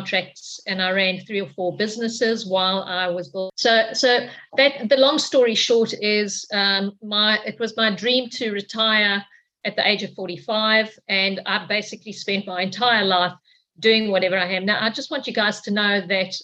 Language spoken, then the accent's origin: English; Cape Town, Western Cape, South Africa; moved away as an adult; now in Queensland, Australia; I'm from South Africa, from Cape Town in South Africa.